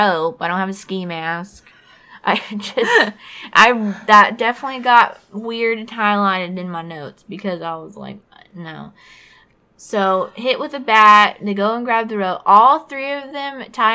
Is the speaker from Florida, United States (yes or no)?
yes; Fort Walton Beach, Florida, United States; my hometown of Fort Walton Beach, it is very much a military town